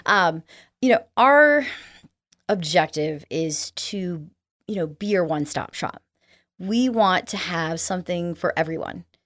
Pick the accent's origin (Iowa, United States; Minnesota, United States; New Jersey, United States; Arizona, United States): Arizona, United States; moved away; I grew up in Arizona